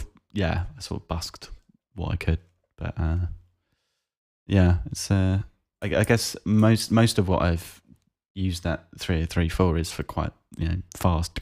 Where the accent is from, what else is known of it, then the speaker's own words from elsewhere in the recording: South East England, United Kingdom; it's painfully obvious that I'm from the South East of England